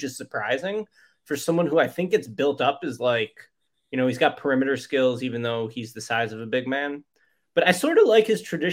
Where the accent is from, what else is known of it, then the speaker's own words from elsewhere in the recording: Chicago, Illinois, United States; I'm from Chicago, and I'm not an Illinois basketball fan